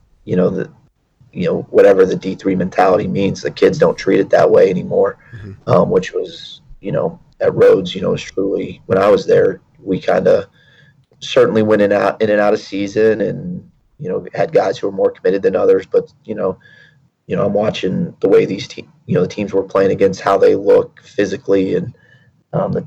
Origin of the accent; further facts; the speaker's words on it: Houston, Texas, United States; moved away; I grew up in Houston and played at a big high school down in Texas